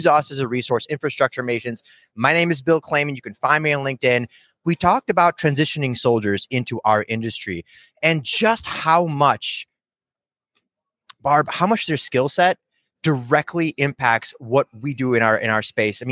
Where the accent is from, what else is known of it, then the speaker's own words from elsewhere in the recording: Kyiv, Ukraine; now in United States; And we came to the United States in the early 90s. I was born in Kyiv, Ukraine